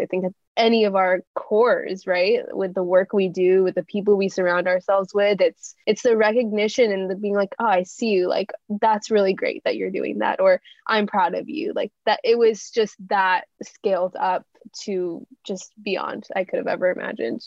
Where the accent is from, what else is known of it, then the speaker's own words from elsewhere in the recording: California, United States; growing up in an Indian household in a town in California where I was really the only Indian person that I knew